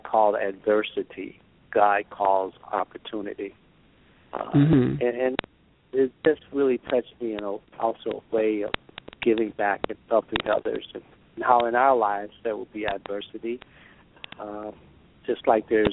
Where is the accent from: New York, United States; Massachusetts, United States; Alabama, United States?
Alabama, United States; Gaston; I grew up really poor. I grew up in Gaston, Alabama